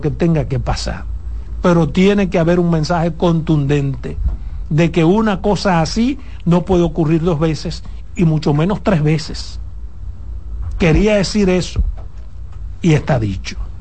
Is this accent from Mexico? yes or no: no; Dominican Republic; como dominicano